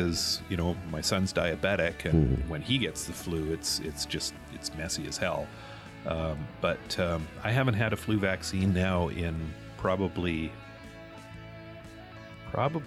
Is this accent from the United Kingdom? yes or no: no; Canada; being a Canadian